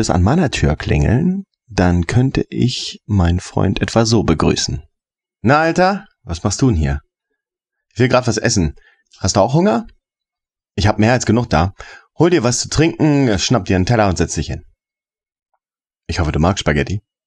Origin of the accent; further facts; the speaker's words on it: United States; moved away as an adult; now in Hannover, Germany; Ich bin Amerikaner und seit 25 Jahren in Hannover